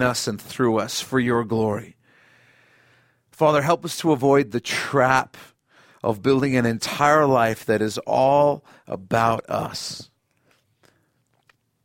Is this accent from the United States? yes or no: no; South Africa; moved away; I grew up in South Africa, and they still made us say it in our school assembly every week.